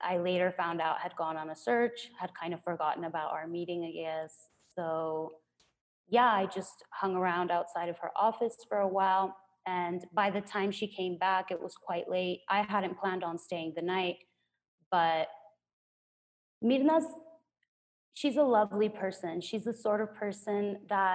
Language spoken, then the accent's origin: English; Culiacán, Sinaloa, Mexico; now in Mexico City, Mexico; my hometown, Culiacán